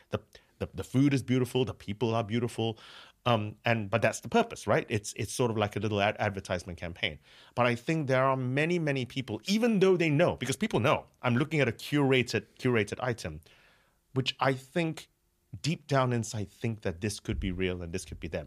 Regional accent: San Francisco, California, United States; moved away as an adult; now in Cambridge, United Kingdom; I'm from San Francisco. Um, that's where I did my high school.

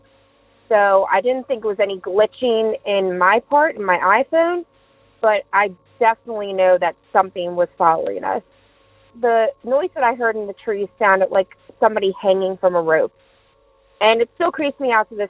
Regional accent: Maryland, United States; also born or lived in Southern Virginia; now in Virginia, United States; I'm originally from Maryland. Now I live in Southern Virginia

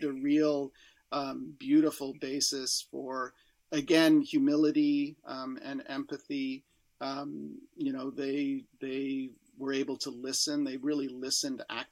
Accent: Canada; as a Canadian

